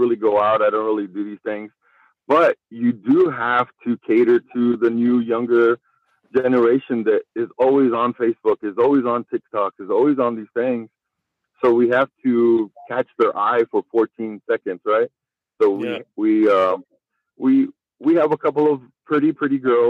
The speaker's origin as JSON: {"language": "English", "town": "El Paso", "region": "Texas", "country": "United States", "said": "We're both from El Paso"}